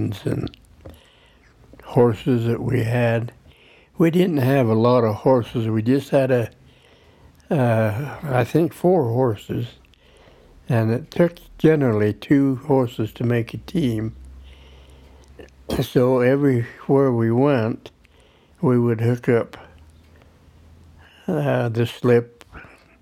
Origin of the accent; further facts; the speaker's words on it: Vail, United States; also born or lived in Emmett; this land was in Vail, and it was soon to become my only home that I remember